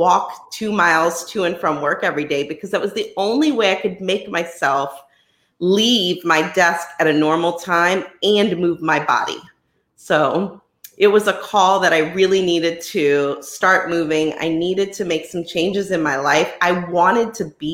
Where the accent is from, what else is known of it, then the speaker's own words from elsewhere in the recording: New Orleans, Louisiana, United States; I am from the New Orleans, Louisiana area.